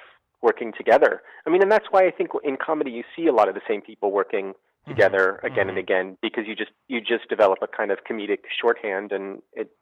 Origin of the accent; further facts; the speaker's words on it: New Jersey, United States; moved away as an adult; I was growing up in New Jersey